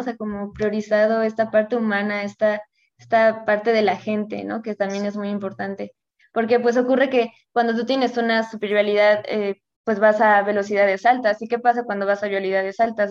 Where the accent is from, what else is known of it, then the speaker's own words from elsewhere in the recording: Querétaro, Mexico; yo soy de Querétaro